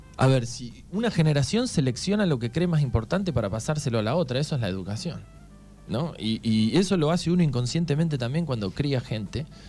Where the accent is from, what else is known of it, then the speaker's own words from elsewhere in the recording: Argentina; ¿de dónde sos? Le digo, Argentina.